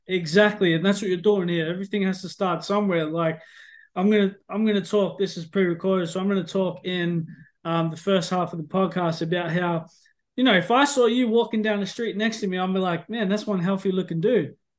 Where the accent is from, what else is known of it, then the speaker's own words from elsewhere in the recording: Australia; now in North Yorkshire, United Kingdom; being an Aussie